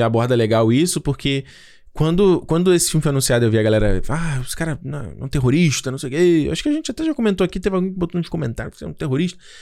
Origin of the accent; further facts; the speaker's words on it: Brazil; first language Portuguese; A gente, o, o, o brasileiro é a nossa língua. Né? O português é a nossa língua